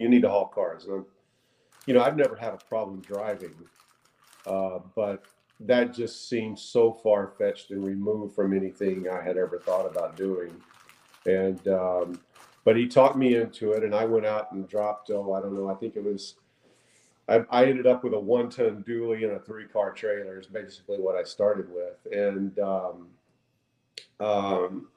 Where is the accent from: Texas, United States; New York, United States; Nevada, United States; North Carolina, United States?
Texas, United States; North; I was raised on a cattle ranch in North Texas for the first 20 years of life.